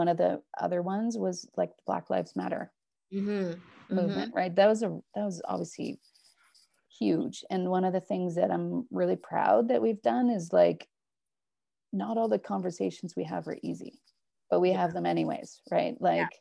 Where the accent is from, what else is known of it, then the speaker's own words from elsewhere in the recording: Northern Alberta, Canada; now in Edmonton, Canada; we're from Northern Alberta, right? And so we lived close to reserves.